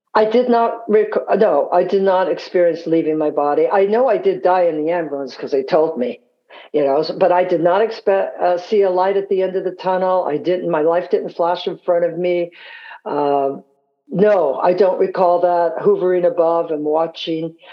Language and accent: English; San Francisco, California, United States; also born or lived in Scotland; growing up in San Francisco